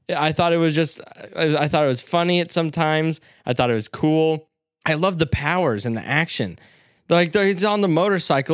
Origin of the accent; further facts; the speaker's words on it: the South, United States; accent: southern; I'm fucking from the South